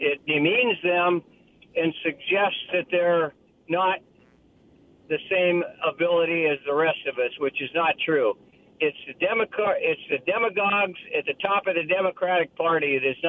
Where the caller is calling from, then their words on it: Kennewick, Washington, United States; It's … from Kennewick.